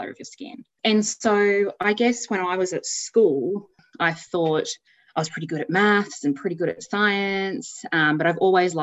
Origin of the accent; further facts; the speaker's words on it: Townsville, Queensland, Australia; I grew up in Townsville in a suburb called Kelso